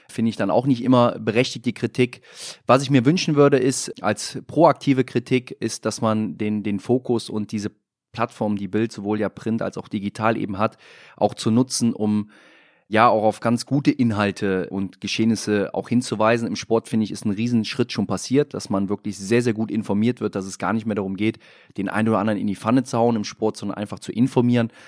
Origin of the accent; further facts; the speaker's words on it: Rhineland, Germany; ich bin als Rheinländer immer ein proaktiver gewesen in der Kabine